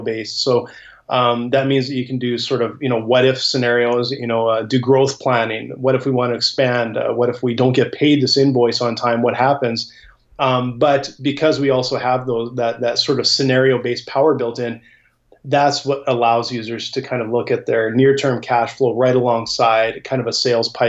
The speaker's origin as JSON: {"language": "English", "town": "Edmonton", "region": "Alberta", "country": "Canada", "tie": "born or raised there", "said": "I grew up in Edmonton, Alberta, Canada"}